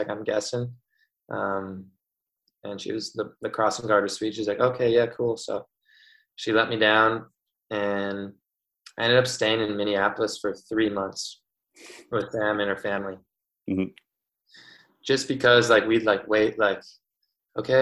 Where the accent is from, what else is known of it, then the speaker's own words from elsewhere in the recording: Winnipeg, Manitoba, Canada; I'm from Winnipeg